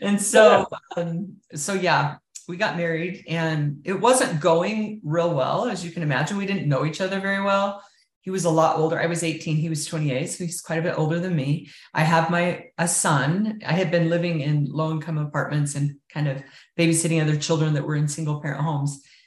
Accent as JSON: {"language": "English", "town": "Richfield", "region": "Utah", "country": "United States", "tie": "born or raised there", "said": "I grew up in Richfield in southern Utah, small town out on the outskirts of that town."}